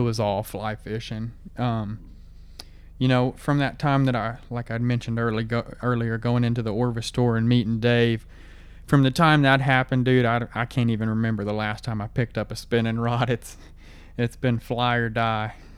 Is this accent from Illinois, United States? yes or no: no; Gonzales, Texas, United States; I grew up in Gonzales, Texas, which is like two hours north of where I live now.